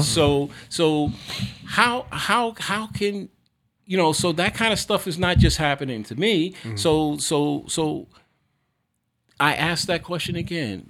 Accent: New York City, New York, United States; I was born in Harlem. You know, my formative years I lived in the projects on the East Side

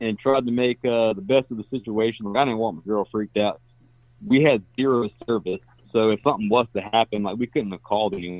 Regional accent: South Carolina, United States; I'm from South Carolina

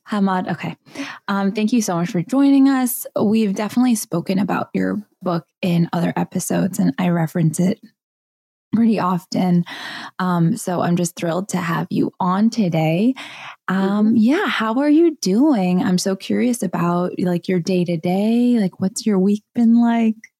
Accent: Southern California, United States; I grew up in Southern California in, in a white neighborhood

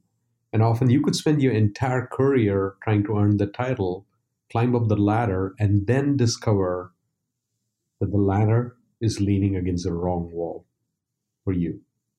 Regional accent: India; now in United States; When I moved to the US from India, I realized a lot more people were running marathons.

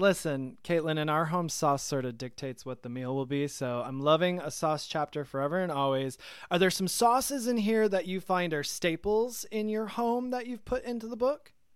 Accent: Michigan, United States; also born or lived in New York; now in Atlanta, United States; I'm from Michigan originally

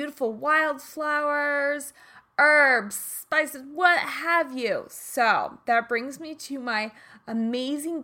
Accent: Prairie Village, Kansas, United States; I'm from Kansas?

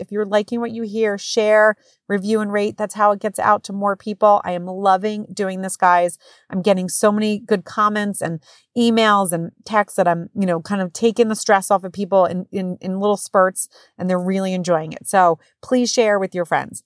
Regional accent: New Jersey, United States; moved away as an adult; now in Connecticut, United States; I am from Jersey

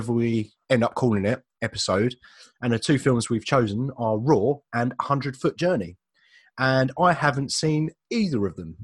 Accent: Leigh-on-Sea, East of England, United Kingdom; my hometown

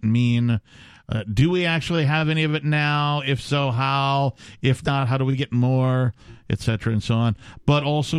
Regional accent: Wisconsin, United States; I'm from Wisconsin.

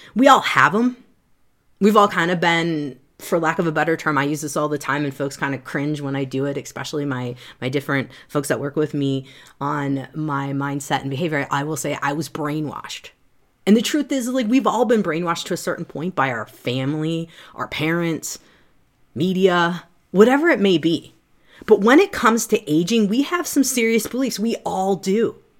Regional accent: Midwest, United States; I'm from the Midwest.

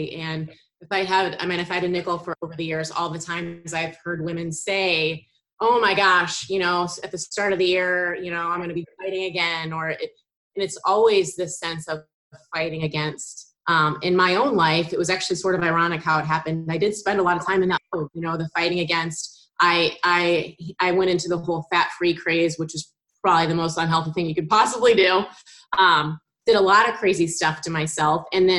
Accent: St. Louis, Missouri, United States; also born or lived in Indiana; now in Wyoming, United States; So I am in Wyoming, and I am from St. Louis, although I lived kind of all over the place. I've been on both coasts, and I went to school in Indiana, so kind of all over the place a little bit.

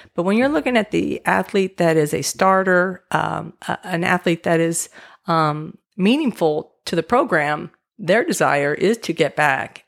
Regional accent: Southern California, United States; moved away as an adult; also born or lived in Oregon; I grew up in Southern California

